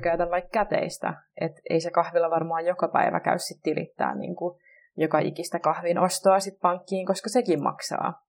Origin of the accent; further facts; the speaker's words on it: Vantaa, Uusimaa, Finland; mä tuun Vantaalta